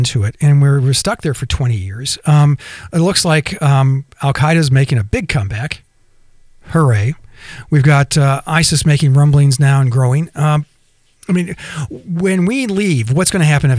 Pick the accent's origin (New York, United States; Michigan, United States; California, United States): California, United States; Southern; now in Alabama, United States; I'm originally from Southern California